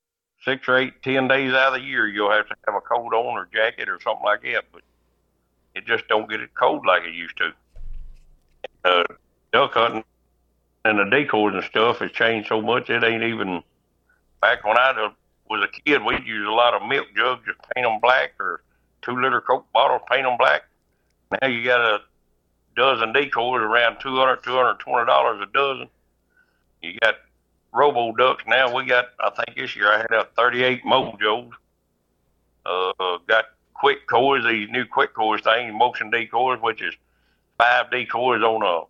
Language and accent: English; Reelfoot Lake, Tennessee, United States; I'm from Reelfoot. Born and raised right there on the bank of the lake